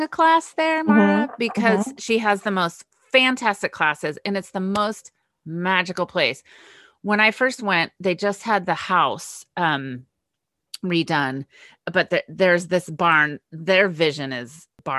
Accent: California, United States; also born or lived in England; growing up in California

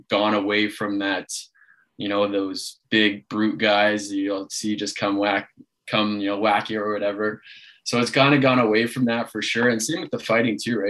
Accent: Toronto, Ontario, Canada; I coach the Toronto Beaches Junior A club, you know, back here from my hometown

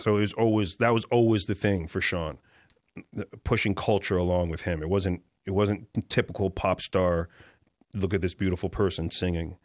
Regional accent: Toronto, Ontario, Canada; moved away as an adult; he and I were literally the only guys from Toronto in the States

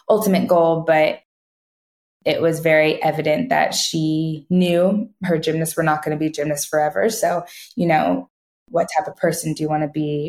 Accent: California, United States; I was born and raised in California.

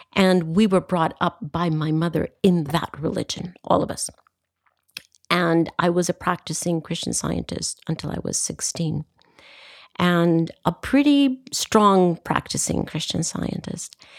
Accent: Costa Rica; I come from Costa Rica

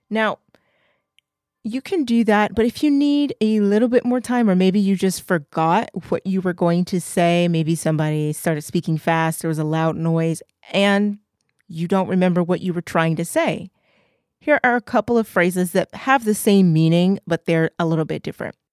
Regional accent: England, United Kingdom; I'm English

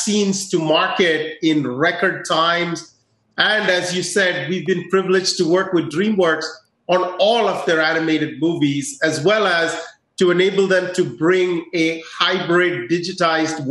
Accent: India; moved away; my home country of India

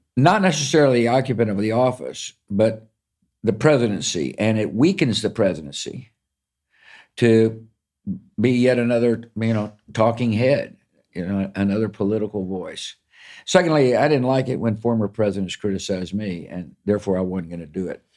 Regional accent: Texas, United States; I grew up in Texas

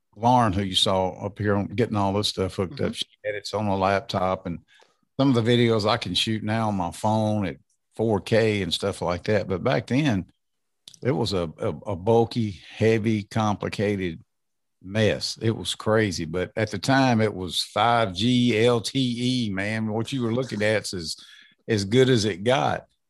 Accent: Natchez, Mississippi, United States; I grew up in a in Southwest Mississippi, a little town called Natchez.

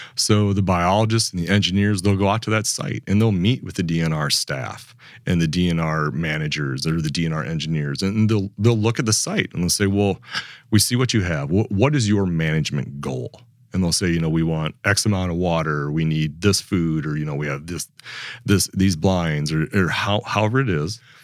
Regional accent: Upper Midwest, United States; moved away as an adult; also born or lived in North Dakota / South Dakota; I grew up on the Mississippi River

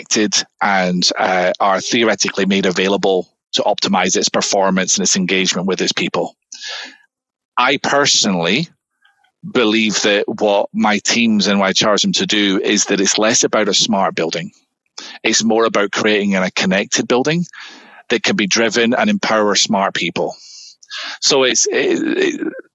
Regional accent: Scotland, United Kingdom; moved away as an adult; now in Southern California, United States; back in Scotland, where I'm from

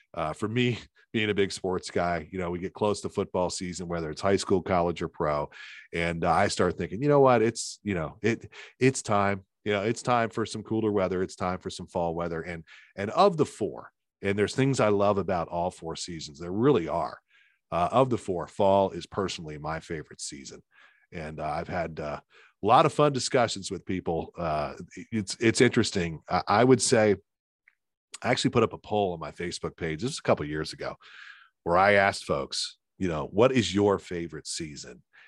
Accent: Lancaster County, Pennsylvania, United States; I grew up in Lancaster County, uh, very famous for tomatoes.

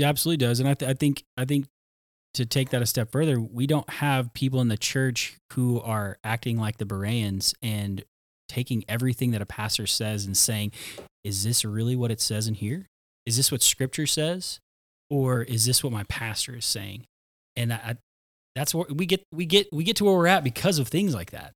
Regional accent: Tulsa, Oklahoma, United States; I grew up in Tulsa, Oklahoma

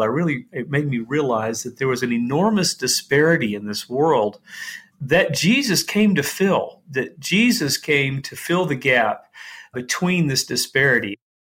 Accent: Dallas, Texas, United States; moved away as an adult; now in Haiti; we're generations from Dallas, Texas

